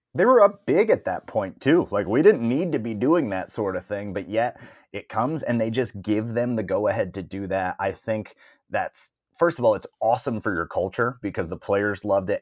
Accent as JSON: {"language": "English", "town": "Toledo", "region": "Ohio", "country": "United States", "tie": "born or raised there", "moved": "yes", "said": "I moved away from Toledo, Ohio, where I grew up"}